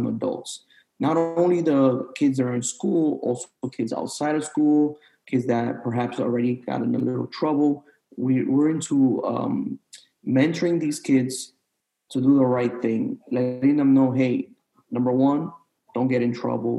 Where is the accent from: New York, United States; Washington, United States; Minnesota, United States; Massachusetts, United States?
New York, United States; New York City; moved away as an adult; now in Florida, United States; growing up in New York City